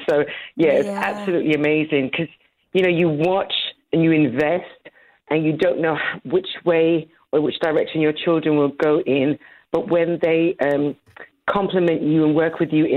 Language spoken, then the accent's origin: English; London, United Kingdom; moved away as an adult; now in Dallas-Fort Worth, United States; I was born and raised in London, married and had my children in London, and then we moved to the States just over 20 years ago